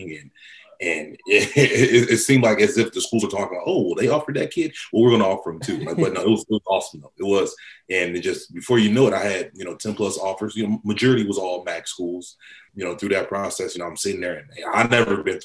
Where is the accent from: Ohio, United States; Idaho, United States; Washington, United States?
Ohio, United States; Cleveland; we grew up in Cleveland, Ohio